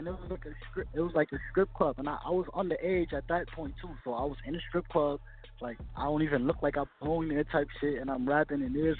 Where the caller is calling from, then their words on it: Brooklyn, New York, United States; Brooklyn, New York.